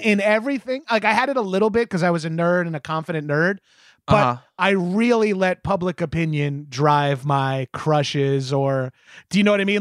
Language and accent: English; New York, United States; as a New Yorker